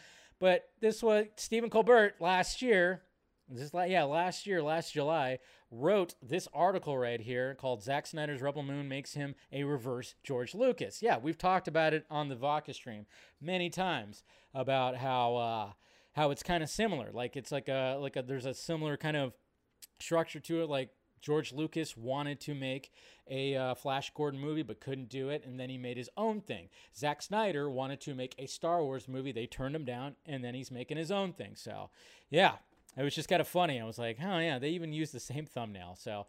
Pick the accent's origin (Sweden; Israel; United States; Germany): Israel; And for me, I grew up in Israel, and we didn't have the mac and cheese instant boxes.